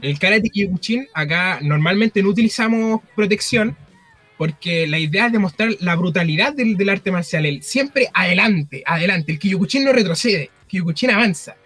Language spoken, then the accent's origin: Spanish; Penco, Biobío, Chile; soy de Penco.